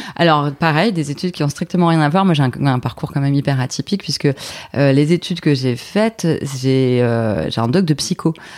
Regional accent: Dunkirk, Hauts-de-France, France; moved away as an adult; also born or lived in Lille; Je suis originaire de Dunkerque à la base

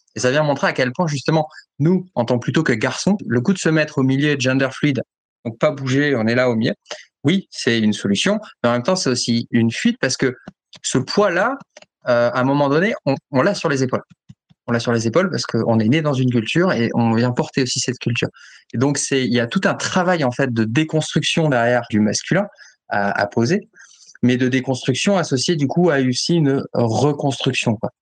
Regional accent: France; je suis français

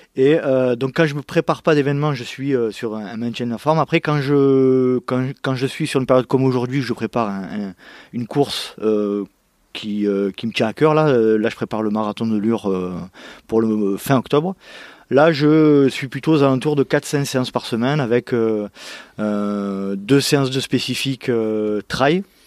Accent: Bouc-Bel-Air, Provence-Alpes-Côte d'Azur, France; j'ai grandi, euh, aux abords de Marseille, dans une, euh, ville qui s'appelle, euh, Bouc-Bélair

